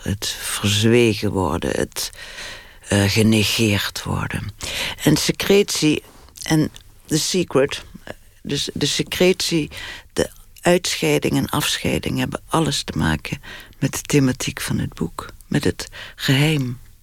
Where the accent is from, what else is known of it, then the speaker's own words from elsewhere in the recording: Limburg, Netherlands; now in Amsterdam, Netherlands; ik voel me wel echt Limburger, ja. Ik voel me ook Amsterdam. Ik woon langer in Amsterdam dan eh, ik in Limburg heb gewoond